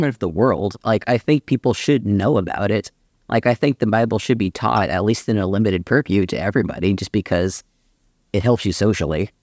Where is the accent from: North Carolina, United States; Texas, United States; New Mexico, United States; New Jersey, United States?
Texas, United States; Austin; I grew up in Austin, Texas